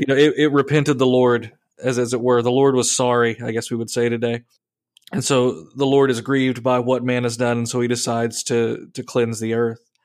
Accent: United States; I am an American.

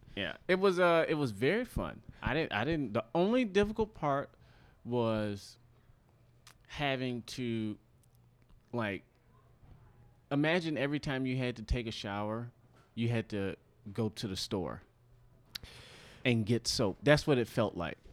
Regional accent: Detroit, Michigan, United States; moved away as an adult; now in Los Angeles, United States; when I moved from Detroit to L

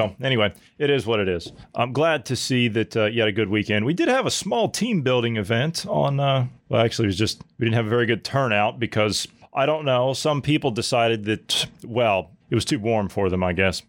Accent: Ohio Valley, United States; You know, I came from the Ohio Valley

